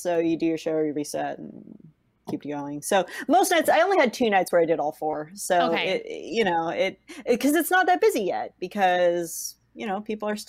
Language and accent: English; West Coast, United States; moved away as an adult; now in Bloomington, United States; because I'm from the West Coast.